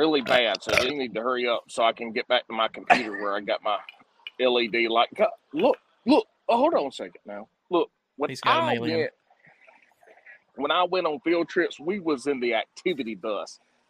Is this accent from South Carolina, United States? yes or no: yes; South Carolina, United States; I was born and raised in South Carolina